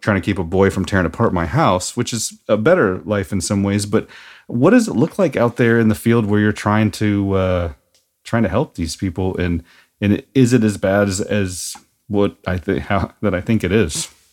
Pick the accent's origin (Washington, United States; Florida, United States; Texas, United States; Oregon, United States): Washington, United States; Seattle; also born or lived in Norman, Oklahoma; I'm from Seattle